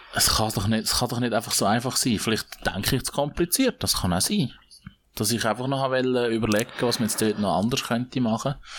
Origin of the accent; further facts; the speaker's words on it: Switzerland; bei uns in der Schweiz